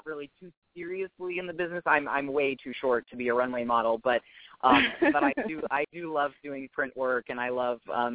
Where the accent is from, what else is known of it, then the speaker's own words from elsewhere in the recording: Los Angeles, California, United States; It's home. I grew up here. I was actually born in Los Angeles proper, which is very rare